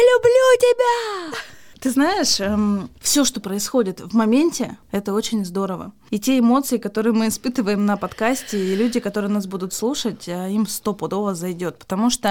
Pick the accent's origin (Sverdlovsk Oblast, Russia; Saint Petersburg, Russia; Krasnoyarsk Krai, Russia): Sverdlovsk Oblast, Russia; Yekaterinburg; Я из Екатеринбурга